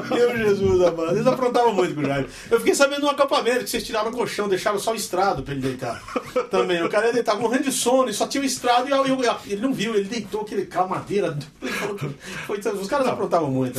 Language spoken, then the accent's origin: Portuguese; Brazil; eu sou brasileiro